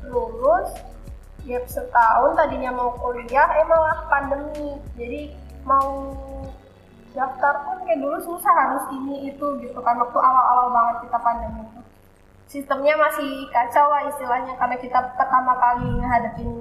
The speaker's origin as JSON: {"language": "Indonesian", "town": "Wonosobo", "region": "Central Java", "country": "Indonesia", "said": "Asal saya Wonosobo, Jawa Tengah."}